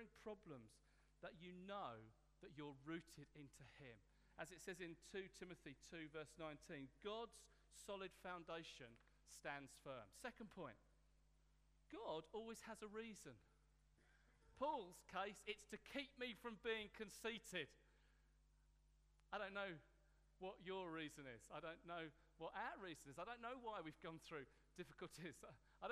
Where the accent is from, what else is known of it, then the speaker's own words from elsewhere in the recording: Hastings, South East England, United Kingdom; In my hometown, Hastings